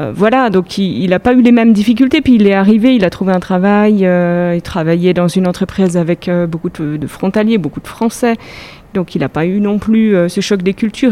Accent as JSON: {"language": "French", "country": "France", "also_born_or_lived": "Germany", "moved": "as an adult", "lives_now": "Switzerland", "said": "en tant que Française"}